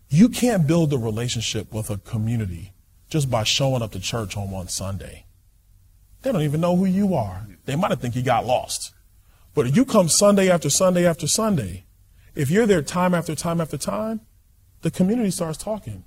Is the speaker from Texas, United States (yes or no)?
no; New York City, New York, United States; I'm from Brooklyn, New York